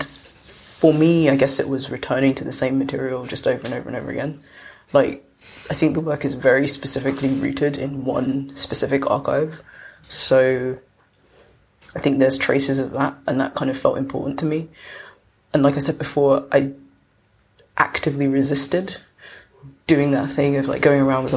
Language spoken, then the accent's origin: English; London, United Kingdom; I grew up in South London